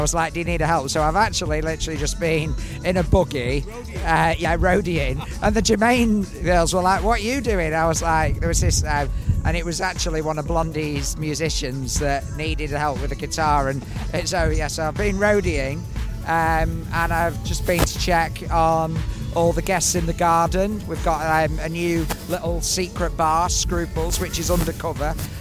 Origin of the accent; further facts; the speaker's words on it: United Kingdom; we're British.